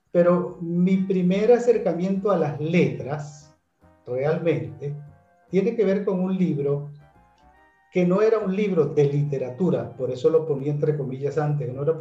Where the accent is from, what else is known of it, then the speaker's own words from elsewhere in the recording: Maracaibo, Zulia, Venezuela; also born or lived in Caracas; Yo soy un maracucho extraño porque mucha gente me dice que no hablo eh, ni como maracucho ni como zuliano.